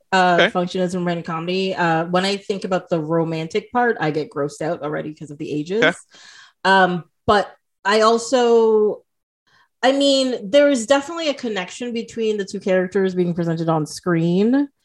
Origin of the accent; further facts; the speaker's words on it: Toronto, Ontario, Canada; Like I would tell people I'm from Toronto.